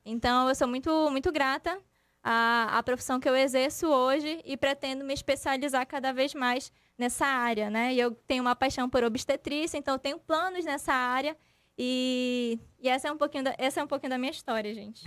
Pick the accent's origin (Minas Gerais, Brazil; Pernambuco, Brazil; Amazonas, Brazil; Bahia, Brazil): Amazonas, Brazil; Tefé; now in Manaus, Brazil; eu não sou daqui, eu sou do interior, sou de Tefé